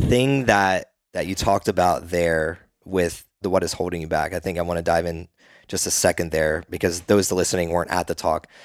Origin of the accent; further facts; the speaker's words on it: East Coast, United States; now in Austin, United States; when I grew up on the East Coast